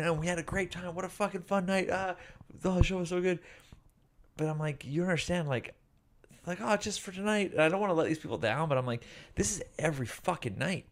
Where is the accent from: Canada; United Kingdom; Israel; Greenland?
Canada; Vancouver, British Columbia; I'm from Vancouver